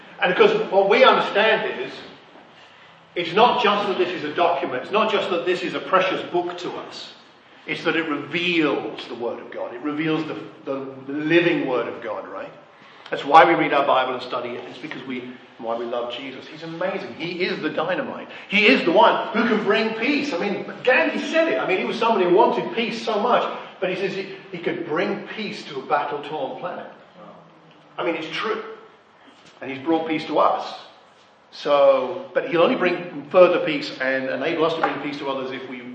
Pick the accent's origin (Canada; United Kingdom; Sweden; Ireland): United Kingdom; Ashford, South East England; I grew up in Ashford in Kent